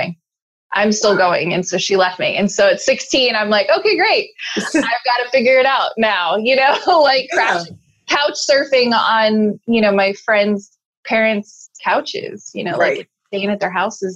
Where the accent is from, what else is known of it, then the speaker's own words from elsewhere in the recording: Chicago, Illinois, United States; moved away; also born or lived in Alaska / Salt Lake City, Utah; I'm originally from Chicago, moved to Alaska with my mom